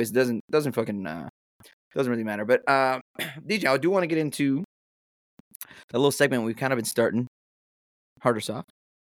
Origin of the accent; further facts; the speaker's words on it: Arizona, United States; now in California, United States; I grew up in Arizona, so.